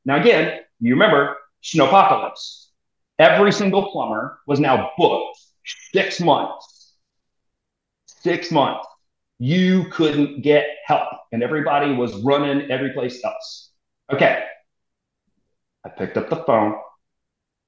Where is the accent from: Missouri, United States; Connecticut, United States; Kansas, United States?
Missouri, United States; moved away as an adult; also born or lived in New York / Germany; now in Texas, United States; so I'm a military transplant to Texas. So I was from Missouri